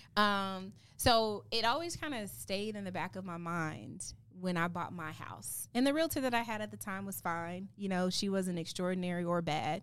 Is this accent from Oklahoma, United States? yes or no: yes; Oklahoma City, Oklahoma, United States; moved away; I grew up in Oklahoma City